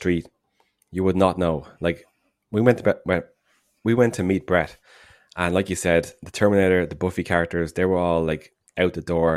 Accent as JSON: {"language": "English", "country": "Ireland"}